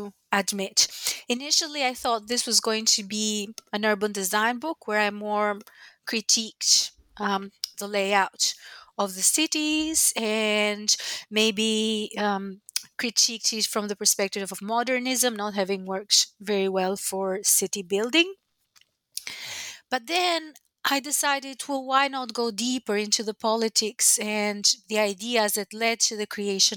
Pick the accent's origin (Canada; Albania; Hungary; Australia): Albania; Tirana, Tirana County; now in United States; I was born in Albania back when it was still a communist dictatorship